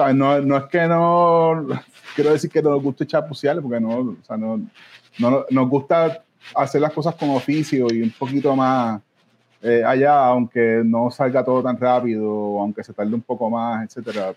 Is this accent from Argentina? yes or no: no; Ponce, Puerto Rico; moved away; yo también soy de Ponce originalmente, aunque no viva ya hace tanto, mucho tiempo ya.